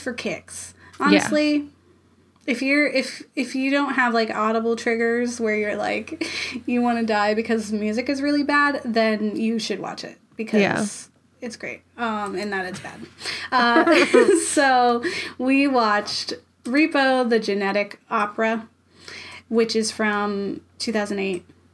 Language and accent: English; Florida, United States; I'm from Florida